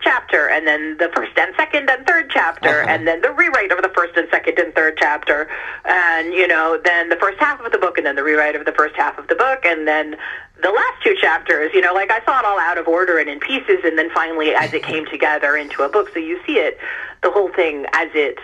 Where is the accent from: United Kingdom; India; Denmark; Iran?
Iran; now in United States; I was born in Iran